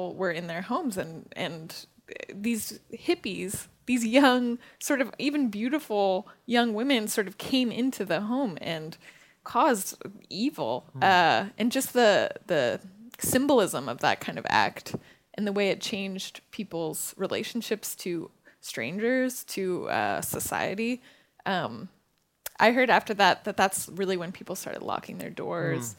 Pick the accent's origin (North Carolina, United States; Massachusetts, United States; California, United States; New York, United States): California, United States; as someone growing up in California